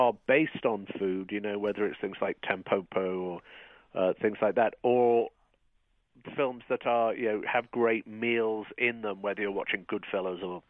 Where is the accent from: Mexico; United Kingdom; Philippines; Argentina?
United Kingdom; moved away as an adult; now in United States